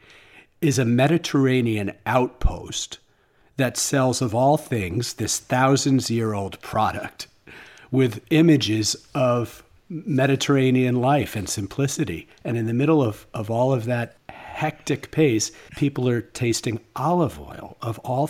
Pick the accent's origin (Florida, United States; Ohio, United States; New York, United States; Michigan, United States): New York, United States; I grew up in New York, and I've been going there since I was a little kid.